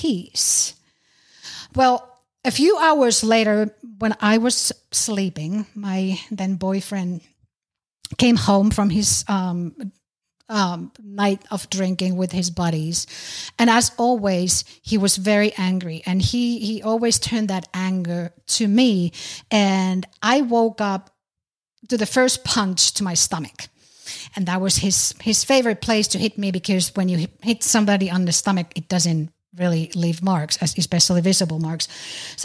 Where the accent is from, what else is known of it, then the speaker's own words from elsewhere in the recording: Finland; now in United States; I'm originally from Finland, currently living in the U.S.